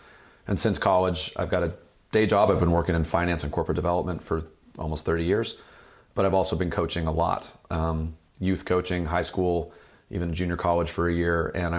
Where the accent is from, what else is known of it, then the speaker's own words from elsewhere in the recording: Marin, California, United States; I grew up in Marin. I went to Branson, played basketball at Branson for Jonas Honick, a legendary coach.